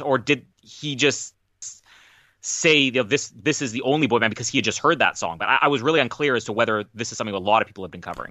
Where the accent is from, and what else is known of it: Canada